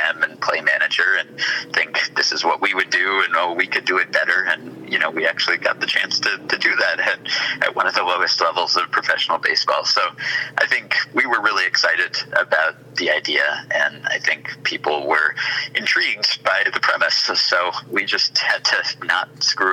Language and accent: English; New York, United States; As a New Yorker